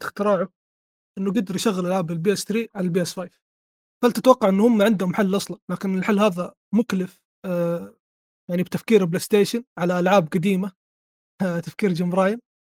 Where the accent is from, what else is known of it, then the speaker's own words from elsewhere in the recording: Saudi Arabia; عندنا في السعوديه